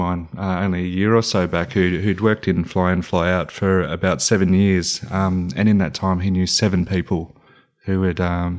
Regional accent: Cootamundra, New South Wales, Australia; also born or lived in Canberra; No, I'm actually from Canberra originally, though I grew up in country New South Wales in a town called Cootamundra

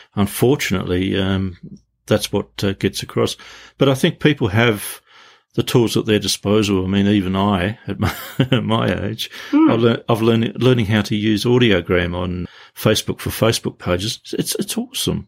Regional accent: Tasmania, Australia; growing up in Tasmania

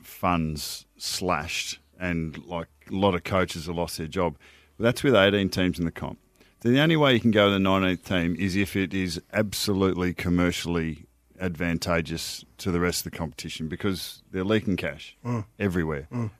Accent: Northern Territory, Australia; I'm from NT

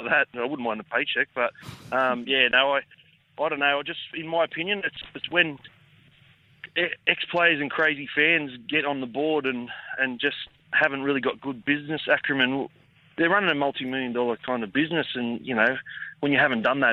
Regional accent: Campbelltown, New South Wales, Australia; I'm from Campbelltown

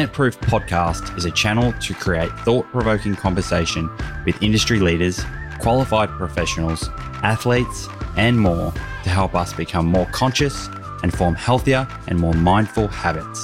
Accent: Australia; I'm a stupid Australian.

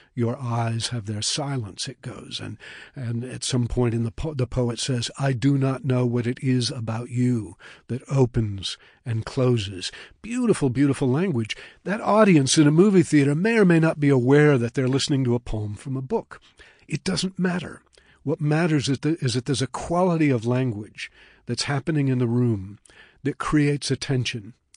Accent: Puget Sound, Washington, United States; moved away; also born or lived in Colorado; I grew up on the Pacific

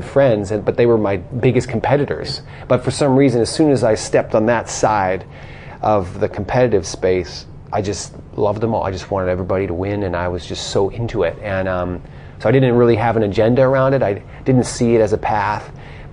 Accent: Colorado, United States; moved away as an adult; now in Australia; I grew up in the mountains of Colorado

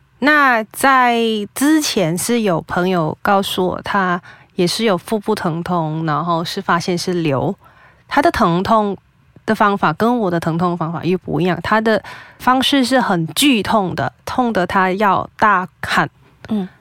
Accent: Penang, Malaysia; 因为我是槟城人，所以我还是回了家乡才去找医生。

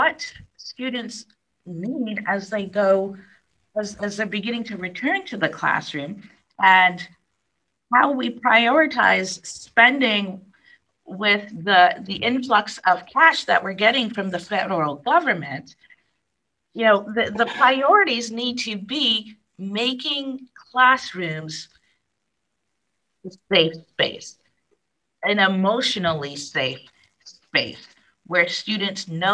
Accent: New York City, New York, United States; I grew up in New York City

